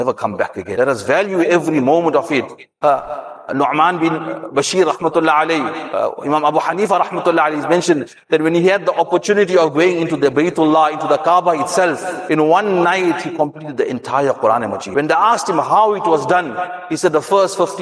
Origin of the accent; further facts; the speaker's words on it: South Africa; us South Africans